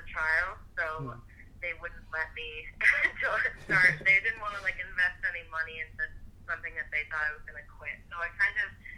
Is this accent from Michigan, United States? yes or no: yes; Detroit, Michigan, United States; now in Boston, United States; I'm originally from Detroit